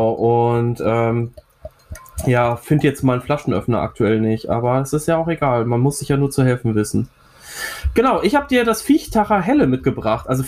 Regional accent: Bochum, North Rhine-Westphalia, Germany; born there; Bochum, meiner Geburtsstadt auch tatsächlich, muss ich ja sagen. Hier ist der kleine … vor 30 Jahren im St. Elisabeth äh, Krankenhaus geboren worden.

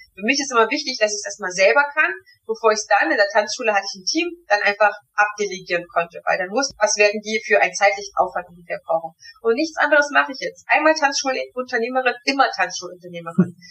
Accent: Germany; Ich bin ein Kind der DDR. Ich habe sechs Jahre lang in der DDR gewohnt

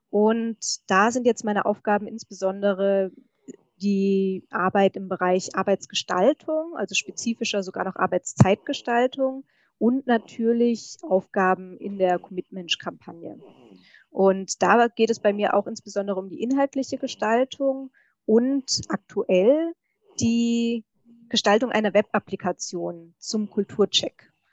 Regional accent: Hessian Rhön, Hesse, Germany; moved away as an adult; also born or lived in Würzburg; now in Dresden, Germany; Ja, ich komme ursprünglich aus der hessischen Rhön

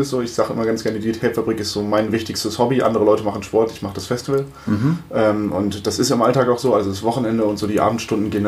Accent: Frankfurt, Hesse, Germany; also born or lived in Limburg an der Lahn / Wiesbaden; ich bin tatsächlich born and raised in Frankfurt

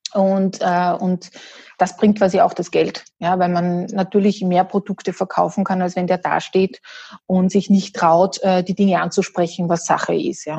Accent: Salzburg, Austria; ich bin Österreicherin, Salzburgerin, ursprünglich mit holländischen Wurzeln

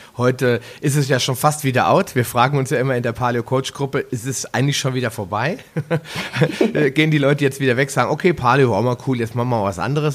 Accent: Northern Germany, Germany; wie man bei uns in Norddeutschland so sagt

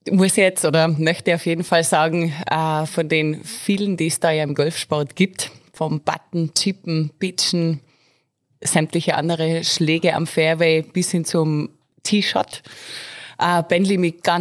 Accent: Mieming, Tyrol, Austria; Natürlich bei mir zu Hause im wunderschönen Mirming, Golfclub Mirminger Plateau. Das ist meine Heimat, da bin ich aufgewachsen

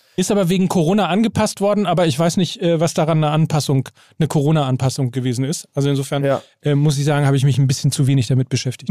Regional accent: Gütersloh, North Rhine-Westphalia, Germany; in meine Heimatstadt nach Gütersloh

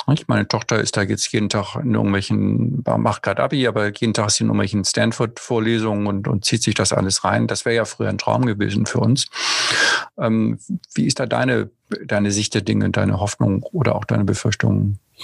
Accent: Germany; wir als Deutsche

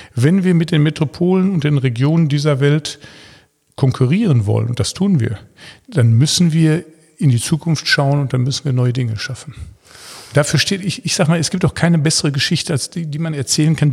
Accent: Ruhr area, North Rhine-Westphalia, Germany; Aber meine Heimat, das Ruhrgebiet, liegt mir sehr am Herzen.

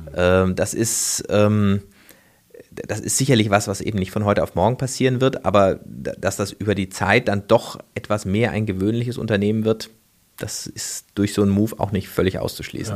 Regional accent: Freiburg, Baden-Württemberg, Germany; ich komme aus Freiburg, äh, das ist ja so eine, so eine Ökostadt

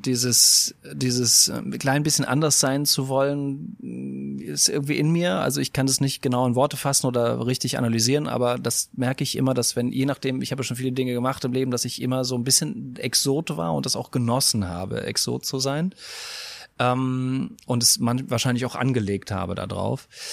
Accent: Westerwald, Rhineland-Palatinate, Germany; ich komme aus dem, aus dem Westerwald

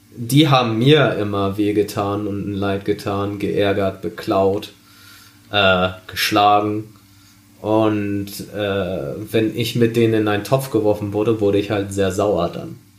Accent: Germany; Ich bin äh, in Deutschland geboren, in Deutschland aufgewachsen. Ich bin Deutscher.

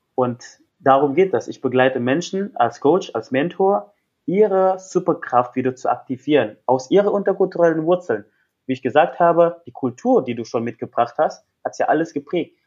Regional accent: West Java, Indonesia; German is a second language; moved away; ich bin, komme aus Westjava, meine ganze Familie ist aus Westjava

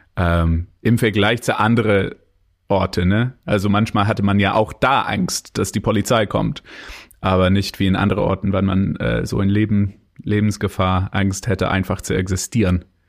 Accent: Canada; German is a second language; now in Germany; bin ich Kanadier

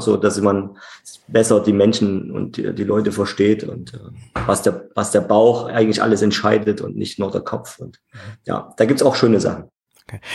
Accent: Leipzig, Saxony, Germany; ich bin in Leipzig geboren und auch nicht wieder äh, weggezogen, sondern hier geblieben und äh, ja, bin gebürtiger und Wunsch-Leipziger

